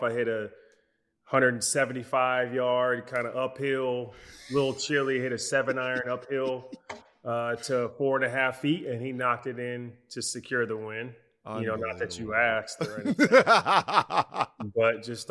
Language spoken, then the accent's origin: English; Philadelphia, Pennsylvania, United States; I grew up in Philly. So I am a diehard Sixers fan